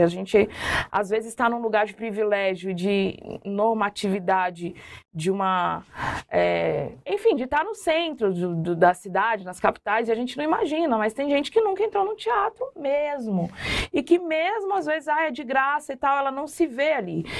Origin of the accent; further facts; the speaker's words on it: Brasília, Federal District, Brazil; moved away as an adult; also born or lived in Minas Gerais / Curitiba; eu fui criada na nas comunidades ali em Brasília, né, na Chaparral, que é uma divisa da Ceilândia com Taguatinga Norte, QNL.